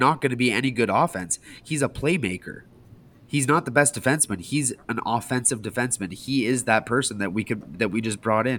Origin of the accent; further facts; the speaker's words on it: Canada; obviously I'm from Canada